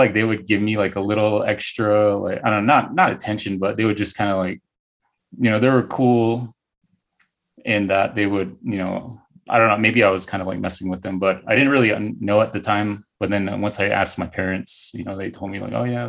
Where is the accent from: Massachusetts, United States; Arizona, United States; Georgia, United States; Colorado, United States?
Arizona, United States; Northern; I'm from Northern Arizona. I grew up around the Navajo Reservation